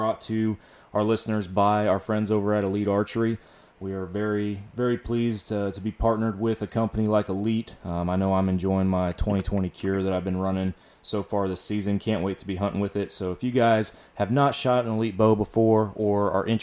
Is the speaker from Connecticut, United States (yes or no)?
no; Texas, United States; I'm from Texas